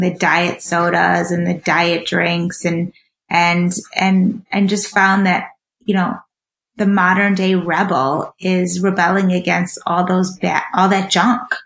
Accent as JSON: {"language": "English", "area": "just out of Chicago", "region": "Illinois", "country": "United States", "tie": "born or raised there", "also_born_or_lived": "South Africa", "said": "I was born in South Africa and raised um, just out of Chicago"}